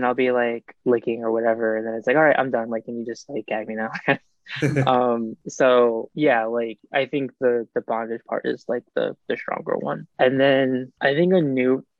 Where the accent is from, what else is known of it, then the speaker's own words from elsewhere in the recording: East Coast, United States; now in West Coast, United States; I grew up on the East Coast